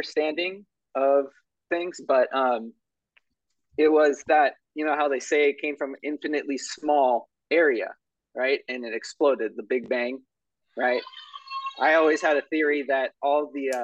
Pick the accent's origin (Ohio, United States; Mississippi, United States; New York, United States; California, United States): California, United States; I grew up here in California. I'm still here